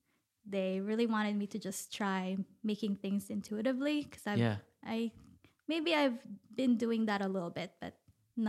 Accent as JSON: {"language": "English", "country": "Philippines", "moved": "yes", "said": "I came from the Philippines. Even when I was in the Philippines, I also lived in different places."}